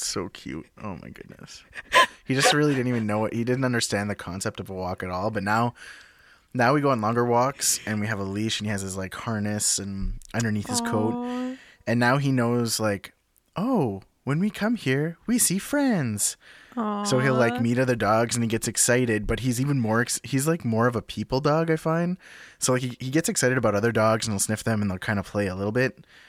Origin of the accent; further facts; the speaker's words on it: Sudbury, Ontario, Canada; also born or lived in North Bay, Canada; So I was born in Sudbury, but I grew up between Sudbury and North Bay. In a little town, and grew up kind of like on the back roads, you know, in rural Northern Ontario.